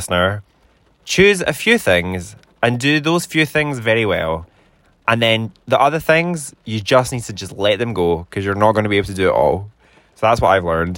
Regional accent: Scotland, United Kingdom; I'm Scottish, and I am the most Scottish I've ever been in my whole life. But I do live in Scotland

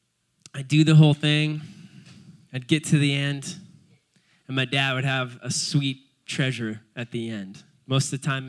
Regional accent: Cayucos, California, United States; I was born in Cayucas, just a little surf punk growing up my whole life in Cayucas

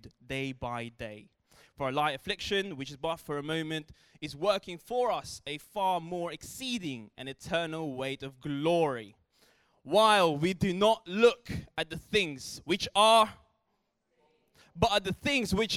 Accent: Philippines; I grew up in the Philippines

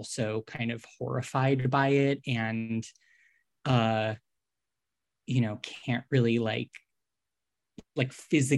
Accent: Northeast, United States; I grew up in the Northeast. So, you know, went on school trips to like Plymouth, Massachusetts to go see like the Plymouth Wax Museum

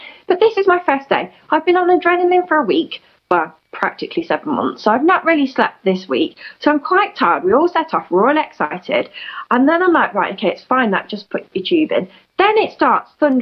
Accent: United Kingdom; I'm in the UK, which is my home country

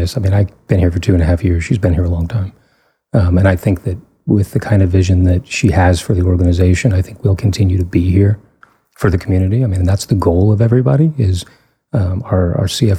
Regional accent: Fort Worth, Texas, United States; also born or lived in Pittsburgh; now in Denton, United States; I grew up in Fort Worth.

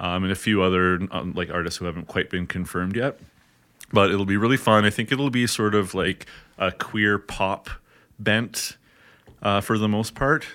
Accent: hometown with Georgian College, Ontario, Canada; moved away as an adult; now in Edmonton, Canada; I actually went in my hometown to Georgian College, which is, you know, the local hometown college

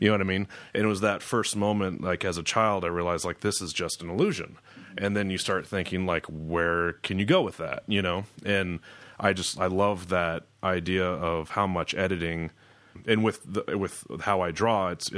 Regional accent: Marshalltown, Iowa, United States; moved away as an adult; also born or lived in Colorado; Yeah, I was born in Marshalltown. I grew up there, 1981, November 30th. And spent up until probably my early 20s, graduated in 2000, moved to Colorado for a ski season.

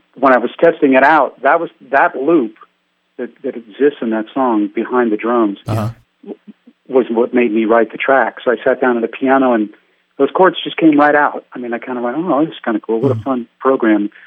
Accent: San Francisco Bay Area, California, United States; I grew up in San Francisco Bay Area.

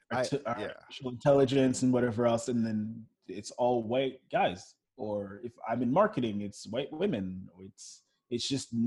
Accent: Montreal, Quebec, Canada; also born or lived in Florida; but that's the thing growing up in Montreal and growing up in Florida is I felt way more connected to my blackness in Florida

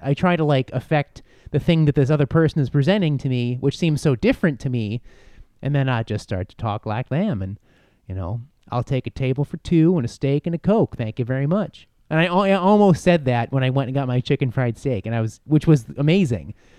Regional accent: Buffalo, New York, United States; moved away; I am from Buffalo

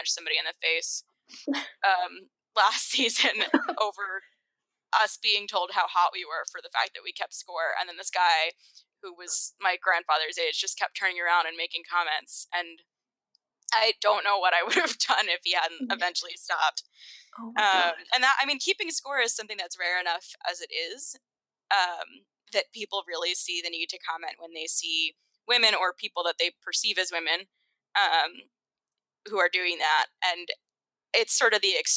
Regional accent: Massachusetts, United States; I grew up in Massachusetts.

